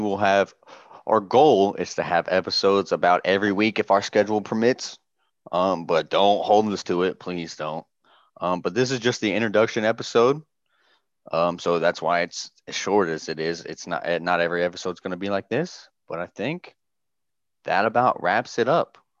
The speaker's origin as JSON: {"language": "English", "region": "Southern Indiana", "country": "United States", "tie": "born or raised there", "also_born_or_lived": "Louisville, Kentucky / Great Lakes, Illinois / Bahrain", "moved": "as an adult", "lives_now": "Norfolk, United States", "said": "I was born in Louisville, Kentucky, and then moved to Southern Indiana uh, a couple years later, where I was raised"}